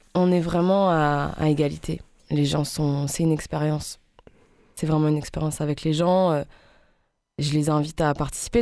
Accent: Alsace, Grand Est, France; en tant que femme, en tant qu'Alsacienne

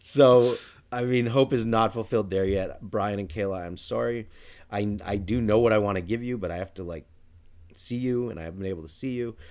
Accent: United States; as an American

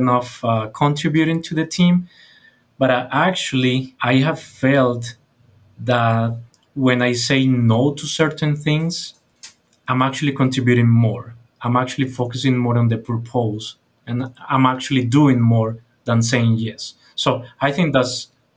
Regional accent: Colombia; from Colombia, South America, not Colombia, by the way

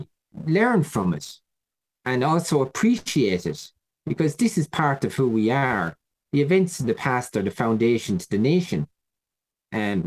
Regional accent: Ireland; Who are we as Irish people?

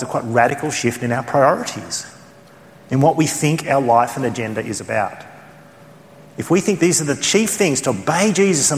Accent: Australia; accent: Australian; my Australian accent

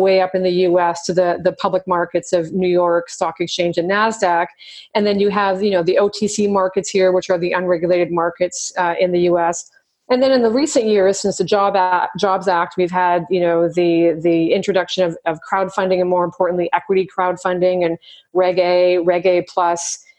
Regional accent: Saskatchewan, Canada; moved away as an adult; also born or lived in Toronto, Canada; now in Los Angeles, United States; I am Canadian, so I'm from the prairies of Canada and from Saskatchewan. And I lived in Toronto for about 10 years working for TSX about 10 years ago, so from 2000 to 2010

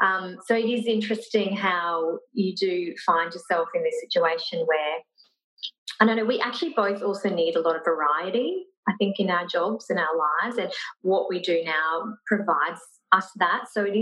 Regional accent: Brisbane, Queensland, Australia; now in Gold Coast, Australia; From Brisbane. Mm. So we were both actually from Brisbane.

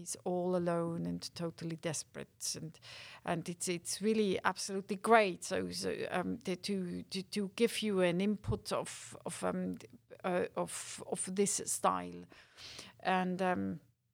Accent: Winterthur, Zurich, Switzerland; Winterthur, my hometown

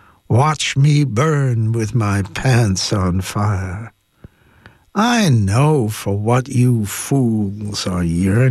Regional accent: Ireland; Unfortunately, I cannot read the Irish, and I should be ashamed of myself as an Irish person.

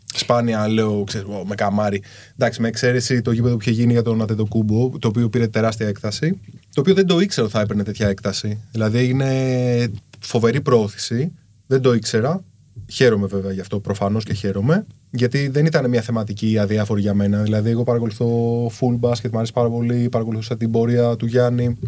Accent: Kallithea, Attica, Greece; μεγάλωσα στην Καλυθέα. Καλυθέα είναι σκληρή περιοχή

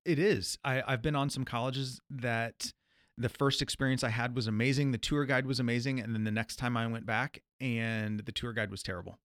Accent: Midwest, United States; being a Midwesterner

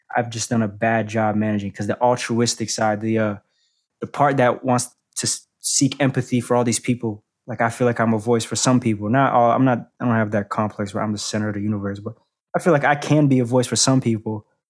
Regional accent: Boston, Massachusetts, United States; I come from a place like Boston, I'm not from Atlanta, New York City

